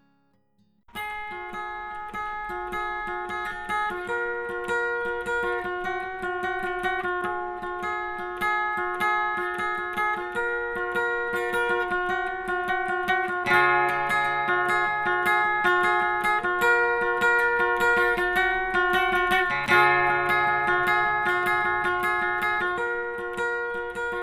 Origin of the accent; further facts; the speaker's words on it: Kentucky and Northern Virginia, United States; now in Oregon, United States; I grew up in the East, Kentucky, and Northern Virginia, right outside of Washington, D.C.